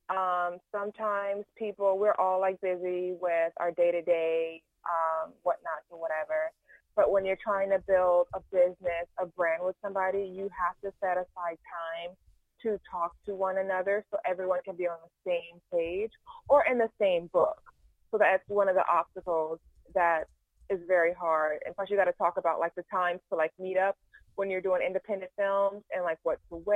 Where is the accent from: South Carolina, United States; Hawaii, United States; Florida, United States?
South Carolina, United States; also born or lived in Houston, Texas / Wadmalaw Island, South Carolina / Atlanta, Georgia; I'm also out of South Carolina. I was born in Houston, Texas, but when my parents, you know, got the D, D stands for divorce, we moved back to South Carolina, and my mom's from Wadmalaw Island